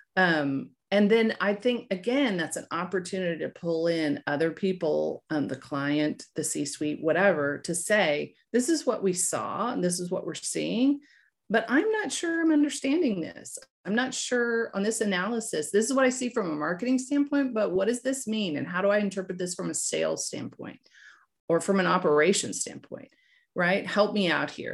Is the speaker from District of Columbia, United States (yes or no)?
no; Fort Smith, Arkansas, United States; I grew up in, uh, Fort Smith, Arkansas.